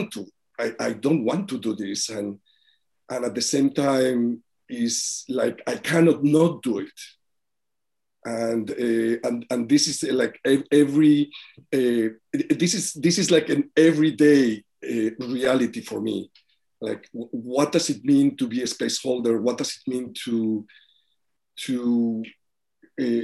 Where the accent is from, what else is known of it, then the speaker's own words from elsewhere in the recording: Spain; now in New York City, United States; I come from Spain, but I live in New York City.